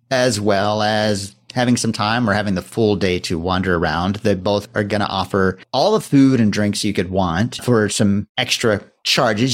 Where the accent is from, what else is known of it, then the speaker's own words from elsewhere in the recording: Texas, United States; growing up in Texas